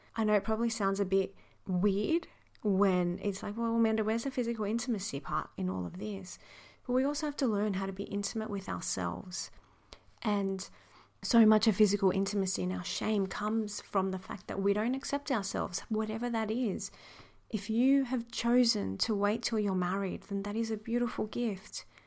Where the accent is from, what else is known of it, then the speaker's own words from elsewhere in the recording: Sydney, New South Wales, Australia; moved away as an adult; also born or lived in New York; I'm a retired lawyer who grew up in the western suburbs of Sydney. I'm Australian, born and raised